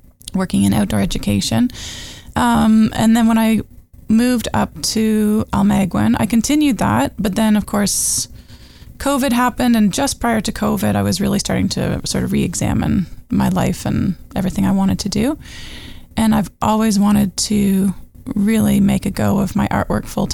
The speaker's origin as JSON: {"language": "English", "town": "Toronto", "region": "Ontario", "country": "Canada", "tie": "born or raised there", "also_born_or_lived": "Peterborough, Ontario / Muskoka, Ontario", "lives_now": "Almaguin Highlands, Canada", "said": "I grew up in Toronto in Peterborough."}